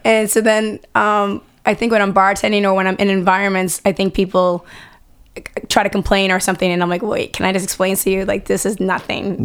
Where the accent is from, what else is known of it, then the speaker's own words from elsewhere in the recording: Boston, Massachusetts, United States; growing up in Boston, a mom, wife